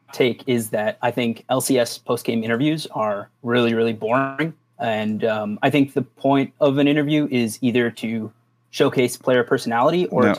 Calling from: Chicago, Illinois, United States

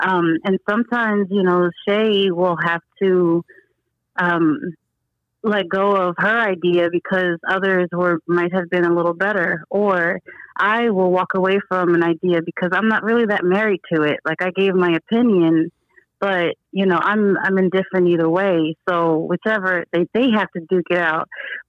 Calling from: Newark, New Jersey, United States; I'm calling from Newark, New Jersey.

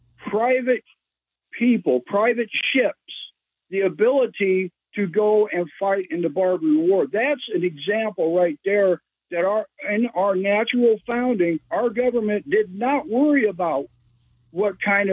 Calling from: Peoria, Illinois, United States; I'm calling from the Little Chicago. It's called Peoria, Illinois.

